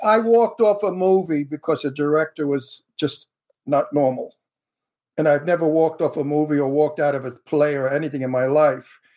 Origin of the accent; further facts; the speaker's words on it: New York City, New York, United States; accent: Brooklyn; I could talk like I come from Brooklyn because I really do come from Brooklyn, you know. So my accent is a real accent